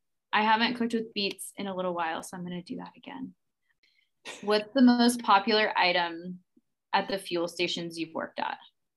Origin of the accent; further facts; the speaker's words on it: Maryland, United States; I will say I'm from Maryland.